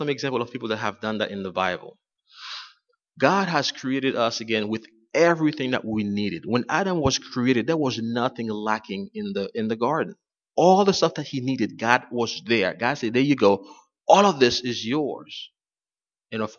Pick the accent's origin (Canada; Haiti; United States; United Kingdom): Haiti; moved away; I'm from Haiti, and there were times when I was growing up, we had no water in our area